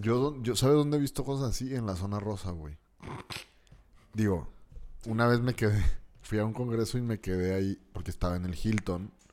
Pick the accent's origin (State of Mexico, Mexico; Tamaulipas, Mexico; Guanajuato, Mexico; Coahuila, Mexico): Coahuila, Mexico; Torreón; de aquí como lagunero